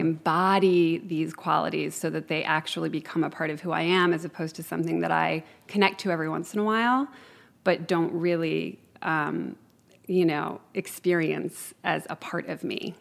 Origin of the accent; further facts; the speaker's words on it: Chicago, Illinois, United States; now in Ojai, United States; I grew up in Chicago